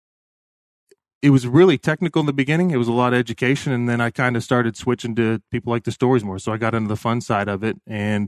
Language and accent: English; Bradenton, Florida, United States; also born or lived in Sarasota; I grew up in, born in Sarasota, Florida, grew up in Bradenton, Florida.